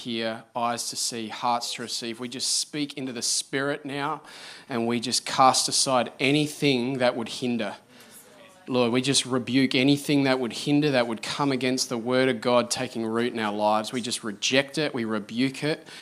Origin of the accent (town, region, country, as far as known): Australia; now in Adelaide, Australia